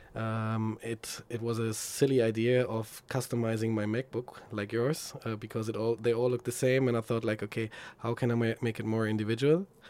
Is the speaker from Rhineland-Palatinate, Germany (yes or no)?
no; Frankfurt, Hesse, Germany; moved away as an adult; now in Berlin, Germany; my hometown, Frankfurt.